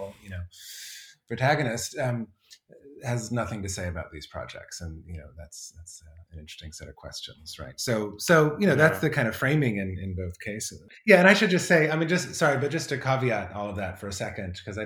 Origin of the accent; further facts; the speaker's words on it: Colorado, United States; moved away; I grew up in Colorado